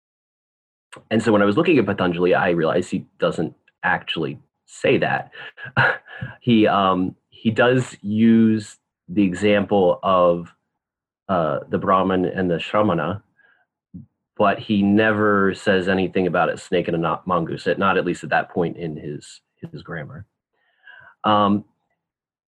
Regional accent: Memphis, Tennessee, United States; also born or lived in Pennsylvania / Santa Barbara, California; now in Whitewater, United States; I grew up in Memphis

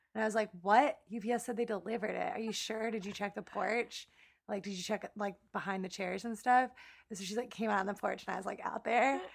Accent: Elyria, Ohio, United States; my hometown of Elyria, Ohio, that was conveniently located across the street from our high school

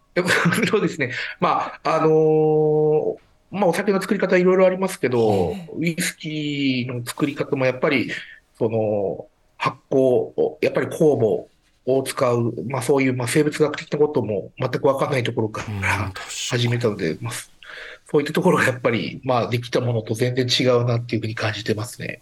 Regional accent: Hokkaido, Japan; moved away; 昔から私、北海道出身なんですけど

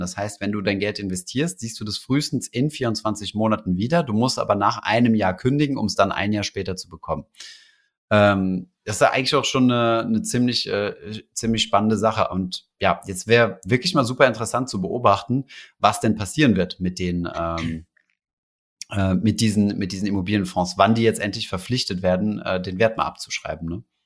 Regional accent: Germany; bei uns in Deutschland

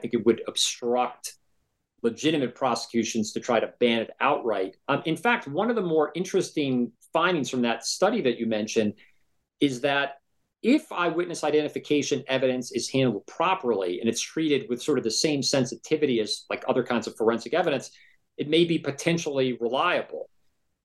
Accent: New Jersey, United States; I grew up in New Jersey

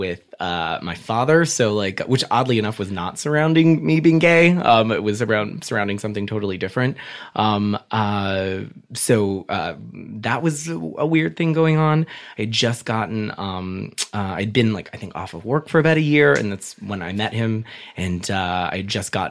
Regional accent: Covina, California, United States; also born or lived in Hollywood, Los Angeles / New York; I was raised out in the San Gabriel Valley, in this little town called Covina.

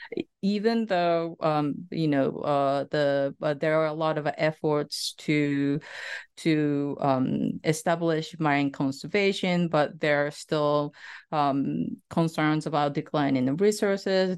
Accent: Saitama, Japan; moved away; also born or lived in Tokyo; I was born in a coastal West a prefecture named the Sa-, Saitama Prefecture

